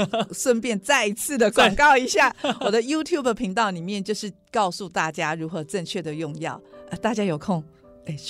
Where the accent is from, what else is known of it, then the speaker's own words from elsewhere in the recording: Taiwan; 我还想做的一件事就是改变我们台湾人买保健食品的方法。